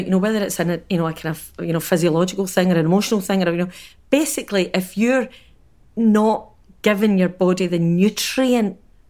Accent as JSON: {"language": "English", "town": "Glasgow", "region": "Scotland", "country": "United Kingdom", "tie": "born or raised there", "said": "big housing scheme that, you know, I was brought up in anywhere in Glasgow"}